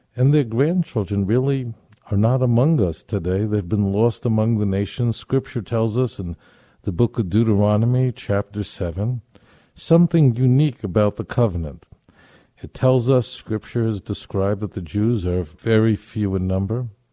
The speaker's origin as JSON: {"language": "English", "town": "New York City", "region": "New York", "country": "United States", "tie": "born or raised there", "said": "when I was a little boy growing up in Brooklyn"}